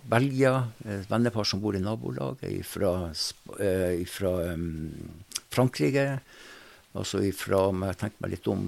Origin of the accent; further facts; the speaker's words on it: Northern Norway, Norway; accent: Northern Norwegian; hun snakka gebrokkent norsk, og jeg snakka nordnorsk, så det var ikke så helt lett å komme i gang med en god samtale.